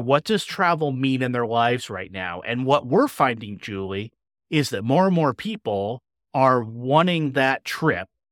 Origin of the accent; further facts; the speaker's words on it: Indiana, United States; with the same group of teachers from my hometown in Indiana